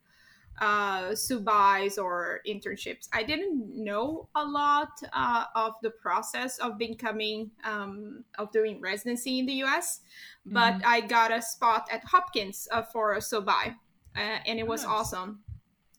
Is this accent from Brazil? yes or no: yes; Brazil; moved away as an adult; also born or lived in Niterói, Brazil / Rio de Janeiro, Brazil; I am originally from Brazil